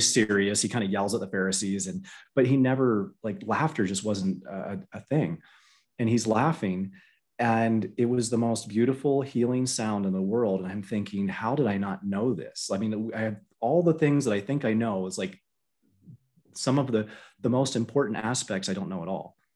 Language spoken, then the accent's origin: English; Florida, United States; I grew up in Florida